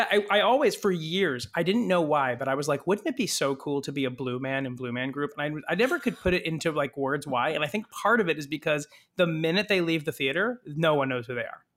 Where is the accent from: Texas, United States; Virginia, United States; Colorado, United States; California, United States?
California, United States; moved away; I did not grow up in New Jersey. I grew up in California.